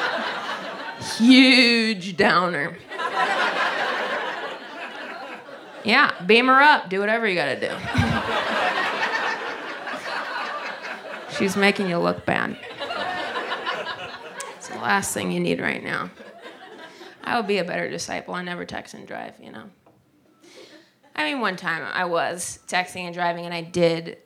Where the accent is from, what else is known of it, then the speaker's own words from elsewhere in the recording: Ohio, United States; moved away; Whenever I'm home in Ohio, I'm from Ohio